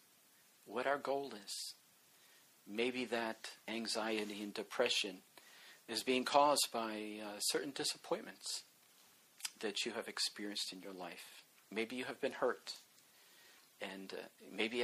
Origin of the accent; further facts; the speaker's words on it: West Virginia, United States; also born or lived in Baltimore, Maryland; I grew up in West Virginia. Both of my parents were from there